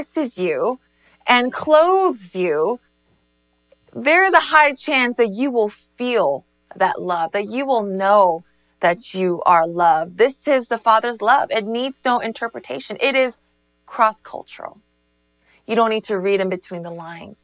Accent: United States; also born or lived in South Korea / Northern New Jersey; I was born in South Korea, which is my motherland, but starting from the age of three, America became my homeland

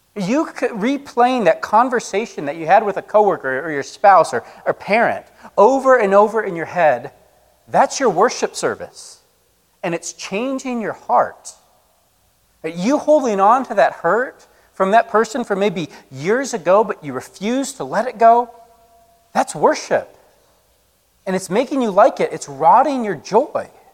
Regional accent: Colorado, United States; moved away; Where I grew up in Colorado, it was like a feature of every summer

